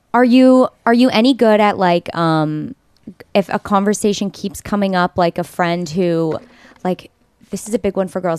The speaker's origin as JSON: {"language": "English", "region": "Texas", "country": "United States", "tie": "born or raised there", "said": "I grew up in Texas"}